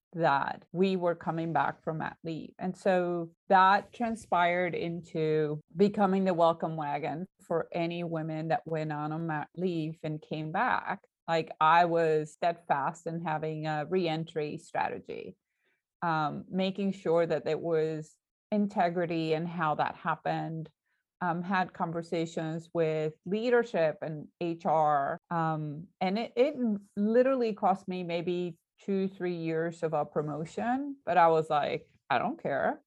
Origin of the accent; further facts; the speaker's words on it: Puerto Rico; moved away; he's also Puerto Rican, he also grew up like me